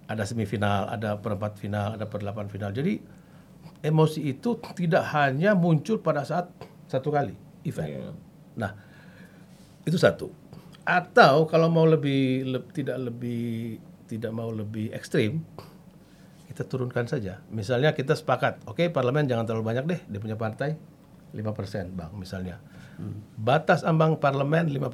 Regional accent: Central Sulawesi, Indonesia; Bayangkan dibagi ke daerah saya juga begitu.

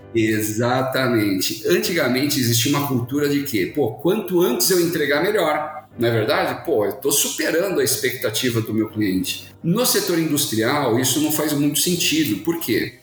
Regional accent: Santos, São Paulo, Brazil; Sou de Santos, santista apaixonado de coração

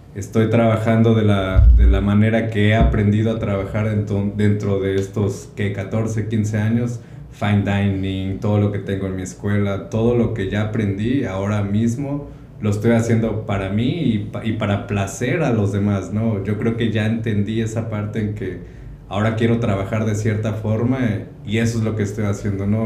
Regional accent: Córdoba, Veracruz, Mexico; moved away as an adult; also born or lived in Xalapa, Mexico; now in California, United States; soy de México, nací en Veracruz, Córdoba, Veracruz

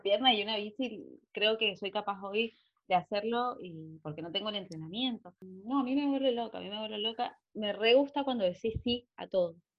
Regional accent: Mendoza, Argentina; en Mendoza, en Argentina, donde nosotros, donde Nati vive, donde somos, de donde soy oriunda

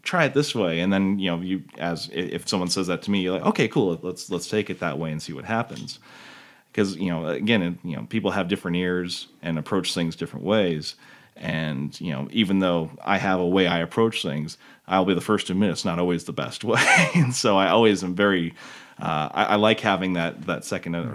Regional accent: McCall, Idaho, United States; We grew up together in McCall

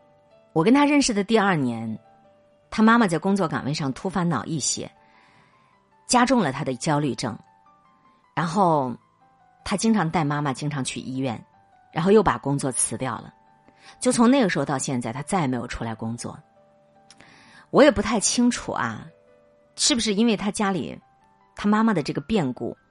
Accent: Henan, China; 老读者可能都知道，我是个河南人。我觉得这种惨案发生在中原大地上，我特别难过。

